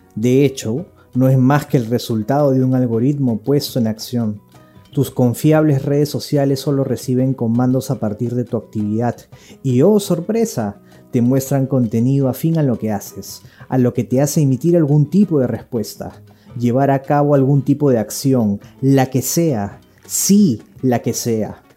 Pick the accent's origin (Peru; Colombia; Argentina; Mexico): Peru; somos peruanos